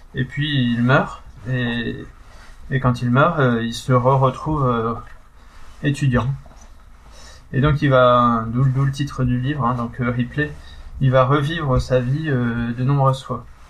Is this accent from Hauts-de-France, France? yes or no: yes; Pas-de-Calais, Hauts-de-France, France; je suis du Pas-de-Calais